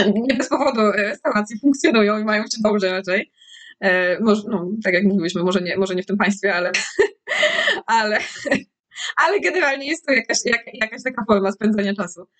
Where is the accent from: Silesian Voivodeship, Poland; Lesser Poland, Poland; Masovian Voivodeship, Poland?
Lesser Poland, Poland; jestem z, z Małopolski, więc mamy dużo, dużo górek